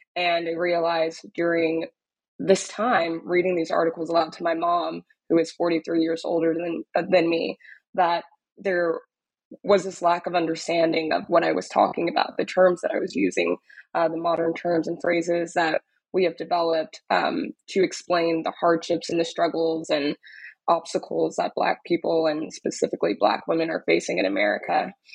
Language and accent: English; Dallas, Texas, United States; moved away as an adult; also born or lived in Austin, Texas; now in New York, United States; I'm originally from Dallas, Texas, um, was born and raised in Dallas